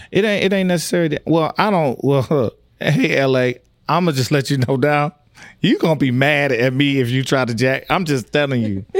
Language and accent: English; Tyler, Texas, United States; I grew up in Tyler, Texas.